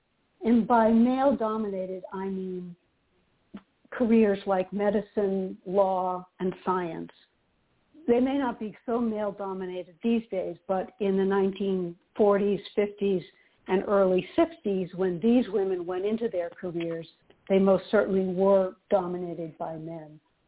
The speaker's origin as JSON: {"language": "English", "town": "Boston", "region": "Massachusetts", "country": "United States", "tie": "born there", "said": "I was born in Boston, and that's where I live, right in the city of Boston."}